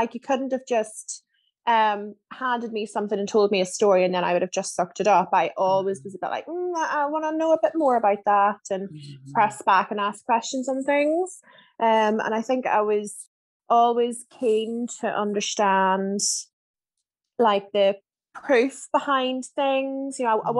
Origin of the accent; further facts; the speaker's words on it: Germany; born there; so my dad was in the army, so I was born in Germany.